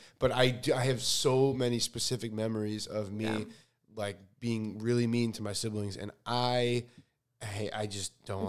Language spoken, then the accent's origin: English; Chicago, Illinois, United States; now in Los Angeles, United States; I'm from Chicago. I have four siblings who are all my best friends.